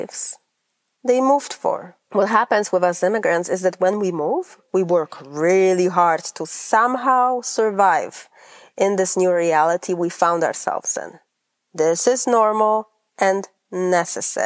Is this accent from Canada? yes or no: no; Poland; English is a second language; moved away as an adult; also born or lived in Grand Rapids, Michigan; now in United States; I am originally from Poland.